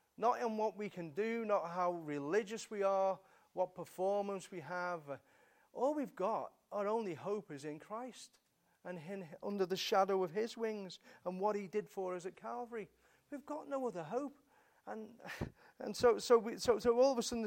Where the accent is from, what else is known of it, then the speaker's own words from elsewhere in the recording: England, United Kingdom; We're English, you know, we're British.